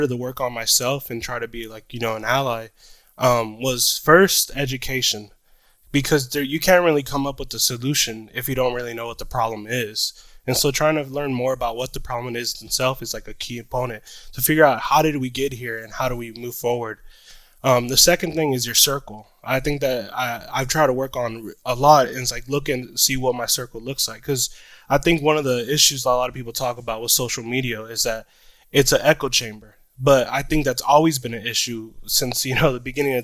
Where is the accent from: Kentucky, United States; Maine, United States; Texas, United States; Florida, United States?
Texas, United States; Houston; also born or lived in Mississippi / El Paso, Texas; Born and raised in Houston, Texas, second generation immigrant. My parents are from Mexico